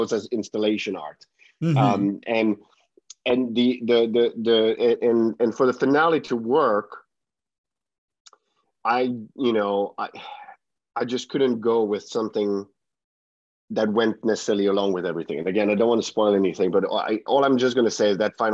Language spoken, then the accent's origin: English; Finland; English is a second language; moved away; it was in my home, you know, my home country